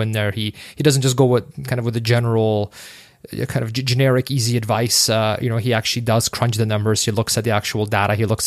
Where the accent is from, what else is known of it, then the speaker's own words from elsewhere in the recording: Canada; we're Canadian